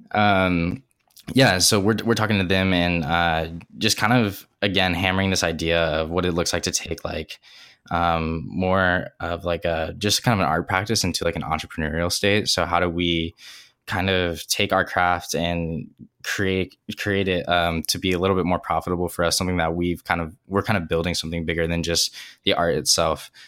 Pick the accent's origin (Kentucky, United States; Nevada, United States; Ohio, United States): Ohio, United States; I grew up in Ohio in the Midwest